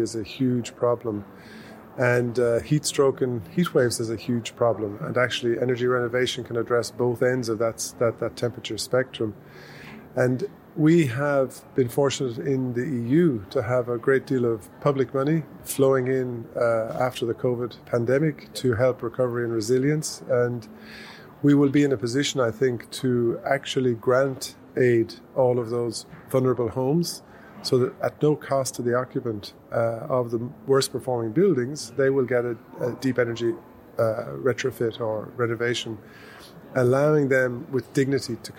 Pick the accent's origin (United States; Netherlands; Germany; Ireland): Ireland; now in Victoria, Australia; in Ireland, my home country